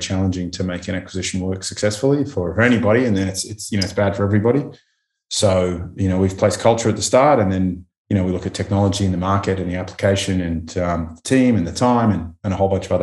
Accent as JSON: {"language": "English", "country": "Australia", "said": "being Australian"}